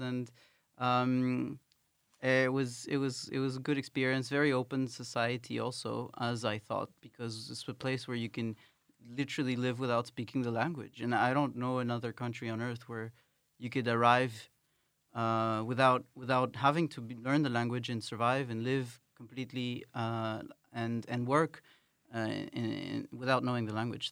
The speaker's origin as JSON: {"language": "English", "town": "Paris", "region": "Île-de-France", "country": "France", "tie": "born or raised there", "also_born_or_lived": "Ecuador / United Kingdom", "moved": "as an adult", "lives_now": "Netherlands", "said": "I grew up in Paris and I've lived in the U K for some time."}